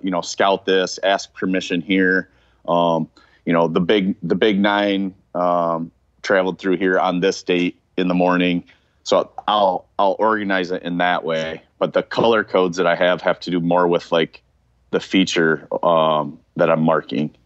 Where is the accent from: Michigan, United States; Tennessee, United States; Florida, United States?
Michigan, United States; I was from Michigan